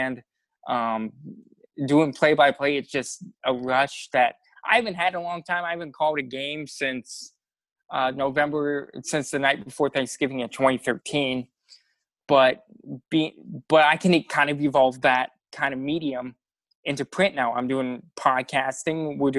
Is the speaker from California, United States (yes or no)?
no; Montezuma, Iowa, United States; Montezuma, Iowa. For those of you who don't know, it's between Des Moines and Iowa City, just about 10 minutes south of the interstate off the Malcolm exit.